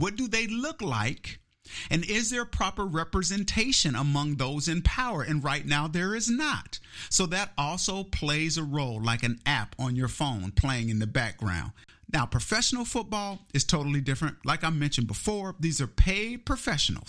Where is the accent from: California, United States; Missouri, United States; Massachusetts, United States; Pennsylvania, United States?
Missouri, United States; Kansas City; moved away; I was born and raised in Kansas City, Missouri, in the Midwest